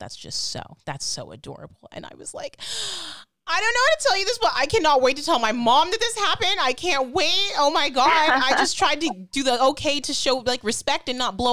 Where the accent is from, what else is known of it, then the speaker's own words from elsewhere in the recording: Ohio, United States; moved away as an adult; now in Los Angeles, United States; I go into Midwestern mode because I'm from Ohio.